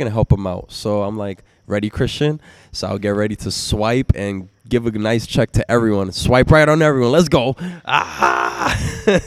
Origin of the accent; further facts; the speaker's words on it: New York City, New York, United States; I'm not from here. I'm from Brooklyn